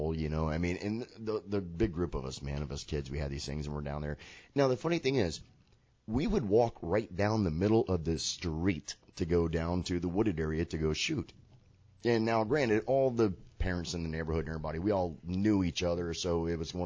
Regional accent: Sarasota, Florida, United States; This is my hometown, Sarasota

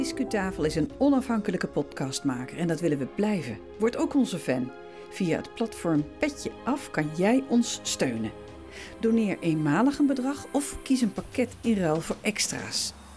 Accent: Veluwezoom, Gelderland, Netherlands; in de bossen van mijn jeugd ben aan de Veluwezoom

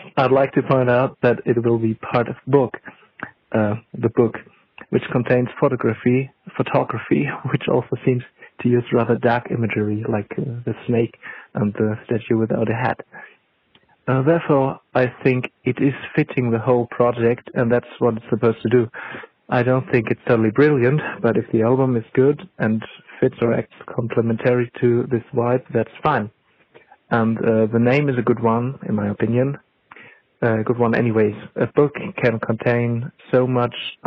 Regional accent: Germany; from Germany

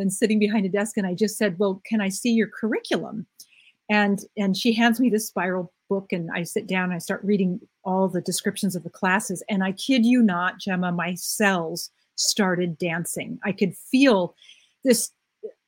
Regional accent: United States; I'm an American woman and I grew up in what I thought was a normal American, you know, family life.

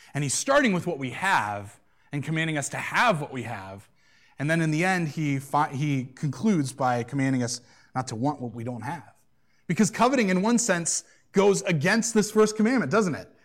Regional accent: United States; as American Christians

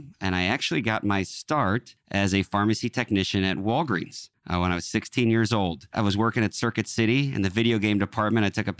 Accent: St. Louis, Missouri, United States; I hail from St. Louis, still live here today, where I reside with my beautiful wife and our four little great kids.

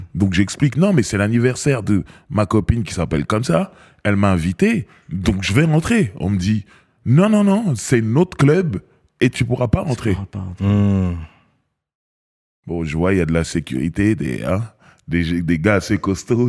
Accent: Cameroon; now in France; je suis Camerounais

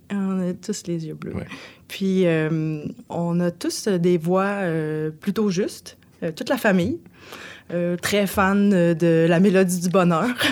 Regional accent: Bécancour, Quebec, Canada; je viens de Saint-Angèle-de-Laval. C'est situé juste en face euh, de Trois-Rivières

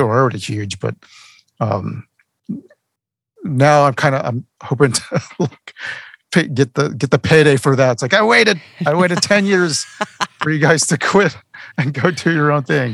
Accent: Texas, United States; moved away as an adult; also born or lived in South Carolina; now in Georgia, United States; I grew up in Texas, and then I moved to South Carolina for a few years

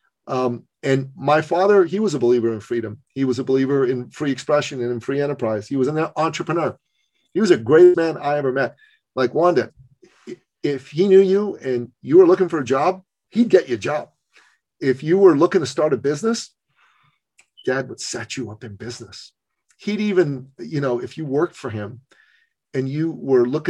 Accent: Iran; moved away; Basic human rights, basic women's rights don't exist in my home country

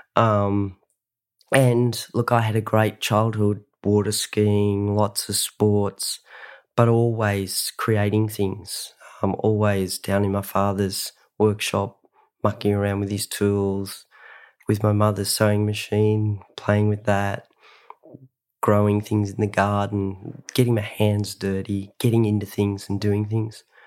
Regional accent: Sydney, New South Wales, Australia; also born or lived in Ulladulla; I grew up in Sydney, Australia.

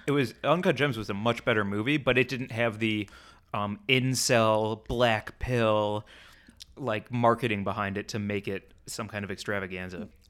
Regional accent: St. Louis, Missouri, United States; I grew up in Saint Louis

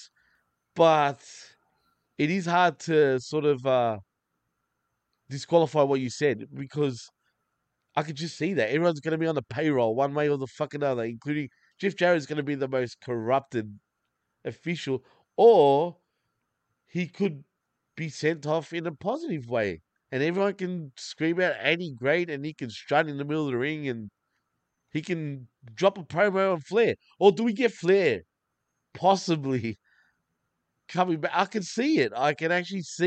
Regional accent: Australia; I am Australian. I am born and raised here

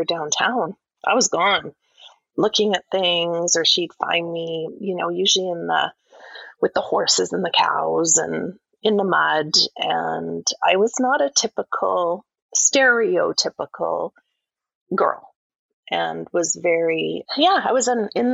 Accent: Calgary, Alberta, Canada; I grew up in Calgary, Alberta

